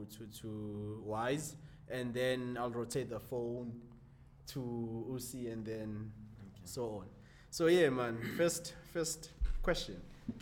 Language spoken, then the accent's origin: English; Ladysmith, KwaZulu-Natal, South Africa; I'm from Ladysmith Peace Town. So it's a rural area.